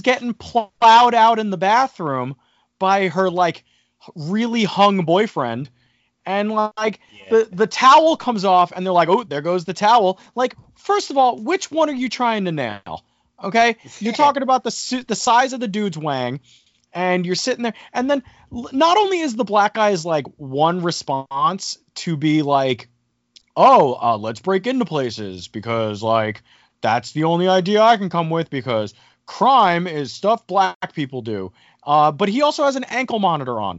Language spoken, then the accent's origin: English; New Jersey, United States; I'm from New Jersey